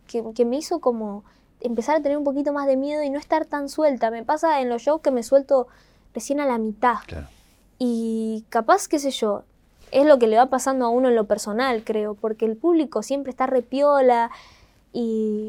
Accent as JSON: {"language": "Spanish", "town": "Rosario", "region": "Santa Fe", "country": "Argentina", "said": "le digo de Rosario"}